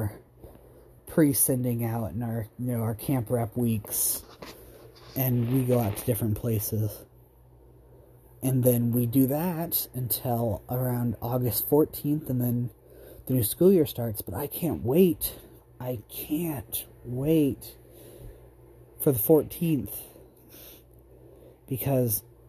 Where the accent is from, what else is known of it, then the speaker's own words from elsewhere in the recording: Roseburg, Oregon, United States; also born or lived in Ontario, Oregon / Vale, Oregon / Buhl, Idaho; At Roseburg, I went from kindergarten until 8th grade, in middle 8th grade year